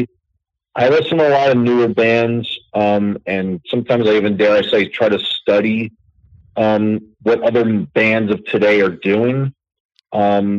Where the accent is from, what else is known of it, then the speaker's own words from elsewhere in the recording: New York City, New York, United States; born and raised in New York, not a transplant